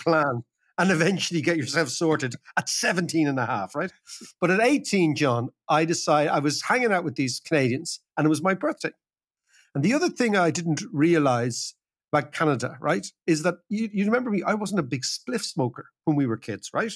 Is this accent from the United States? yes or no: no; Ireland; I'm Irish